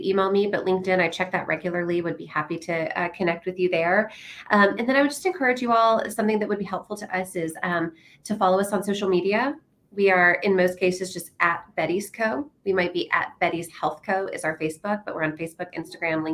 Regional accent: Nashville, Tennessee, United States; now in San Antonio, United States; I'm from Nashville, Tennessee originally

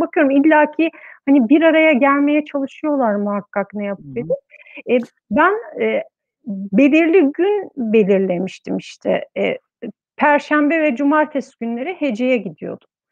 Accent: Istanbul, Turkey; moved away as an adult; also born or lived in Ankara; İstanbul'da doğdum, büyüdüm

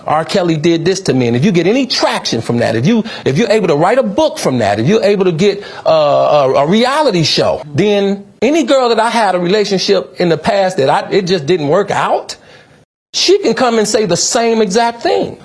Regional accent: United Kingdom

